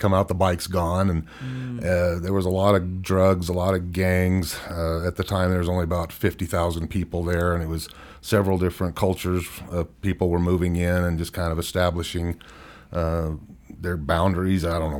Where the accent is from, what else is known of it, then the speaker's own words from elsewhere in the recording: Bakersfield, California, United States; now in Utah, United States; And growing up in Bakersfield, California was kind of an interesting thing there.